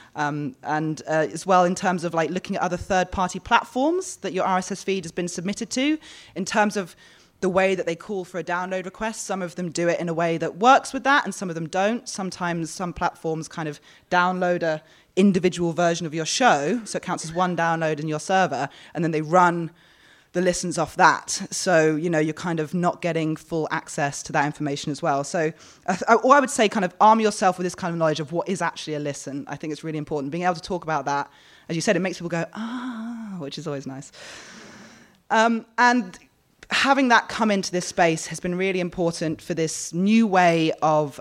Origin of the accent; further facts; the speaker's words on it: London, United Kingdom; now in Australia; I'm from London